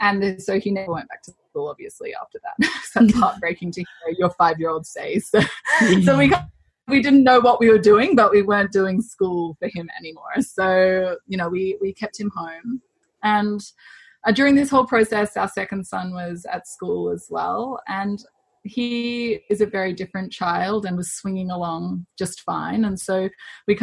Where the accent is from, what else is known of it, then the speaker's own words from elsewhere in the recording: Australia; moved away as an adult; also born or lived in Zambia / Chile; now in Toronto, Canada; we're Australian. But we have lived quite a nomadic life since we've had children. So we left Australia when our eldest was 12 weeks old